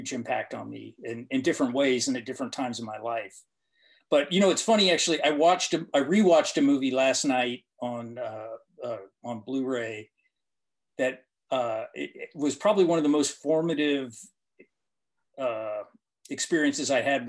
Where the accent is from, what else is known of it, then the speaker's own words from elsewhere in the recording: Tennessee, United States; my brother and I, we grew up primarily in Tennessee